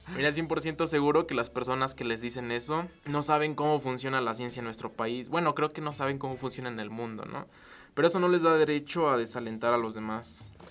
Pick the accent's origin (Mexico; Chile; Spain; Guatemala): Mexico; en México nos quedamos